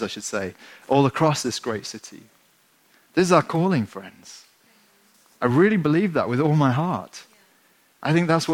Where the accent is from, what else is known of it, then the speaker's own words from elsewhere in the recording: England, United Kingdom; being English